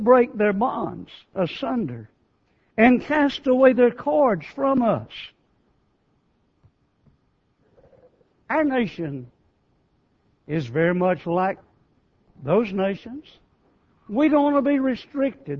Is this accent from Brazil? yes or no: no; United States; we in America take more pride or more feelings concerning being American than we do being a Christian